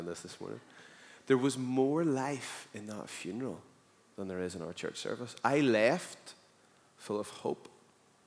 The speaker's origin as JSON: {"language": "English", "region": "Northern Ireland", "country": "United Kingdom", "said": "as a Northern Irish person"}